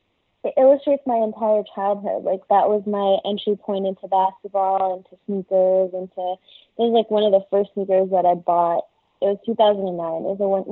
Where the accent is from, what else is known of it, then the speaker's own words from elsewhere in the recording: Mississauga, Ontario, Canada; now in Toronto, Canada; I'm from Saga, Mississauga.